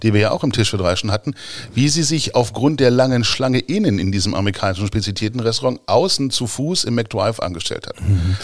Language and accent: German; Gifhorn, Lower Saxony, Germany; also born or lived in Braunschweig; bin ja Gifhorner von Geburt aus